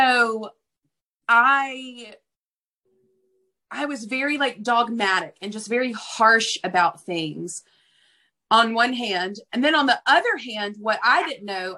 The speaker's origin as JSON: {"language": "English", "region": "Deep South", "country": "United States", "tie": "born or raised there", "said": "I grew up in the Deep South"}